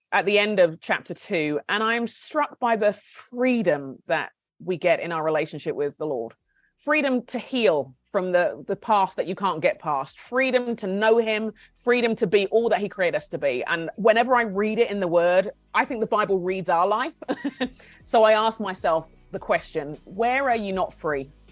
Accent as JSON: {"language": "English", "country": "Nigeria", "also_born_or_lived": "United Kingdom", "moved": "yes", "lives_now": "United States", "said": "My husband and I are Brits. He's a Scot. I'm Nigerian, and my kids were born in the States."}